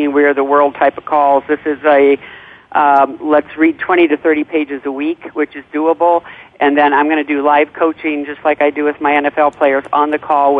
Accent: Chicago, Illinois, United States; I'm from Chicago

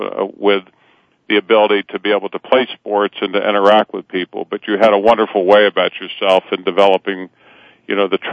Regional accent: Cincinnati, Ohio, United States; growing up in North Avondale in a great community in Cincinnati, Ohio

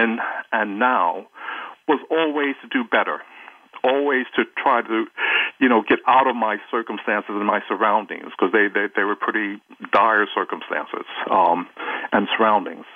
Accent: New York, United States; born or raised there; also born or lived in Jackson, Mississippi, United States

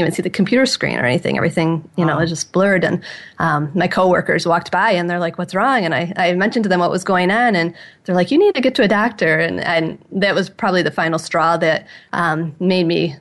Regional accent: about 20 miles north of Detroit, Michigan, United States; I grew up about 20 miles north of Detroit, so I'm from Michigan

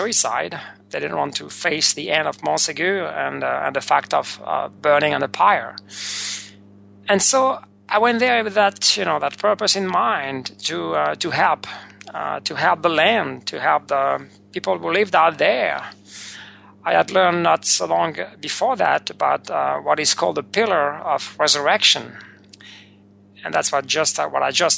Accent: France; moved away; the place where I was born not so long ago, maybe 50-plus years

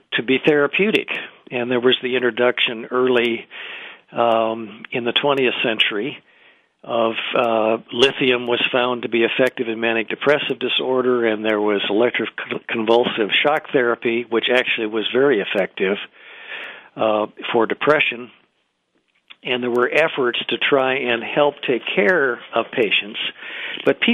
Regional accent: Iowa, United States; moved away; I'm originally from Iowa

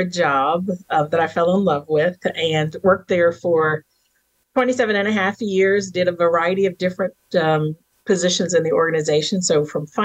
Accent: Virginia, United States; born and raised in the South in Virginia and raised on a farm

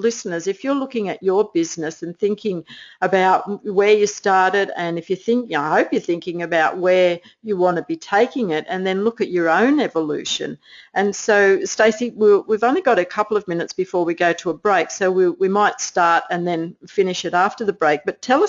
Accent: New Jersey, United States; I'm just from New Jersey.

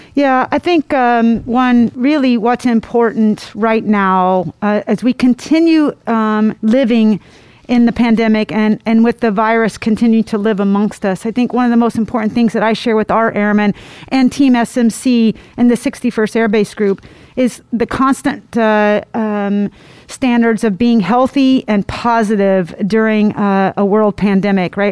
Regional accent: Indiana, United States; I'm from Indiana, so uh, that is part of who we are uh, is country

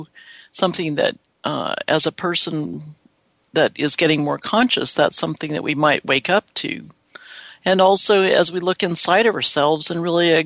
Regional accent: Seattle, Washington, United States; I'm from Seattle, the sleepless city

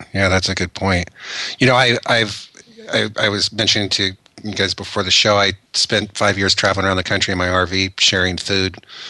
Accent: Orange County, California, United States; now in Las Vegas, United States; I grew up in Orange County in California and came from, money

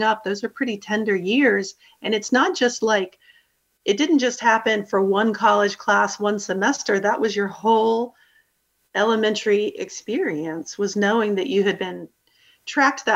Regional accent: Chapel Hill, North Carolina, United States; I grew up in the Chapel Hill Carborough City school system

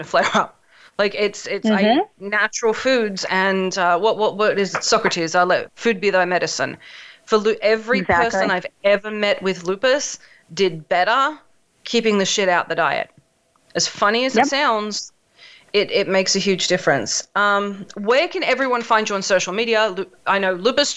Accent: Australia; moved away; I grew up in Australia

